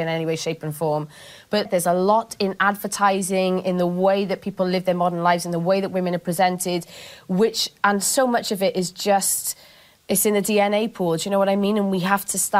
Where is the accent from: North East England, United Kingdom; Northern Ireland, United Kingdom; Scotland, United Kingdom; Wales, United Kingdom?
Wales, United Kingdom; Cardiff; accent: posh; I went from being all proper Cardiff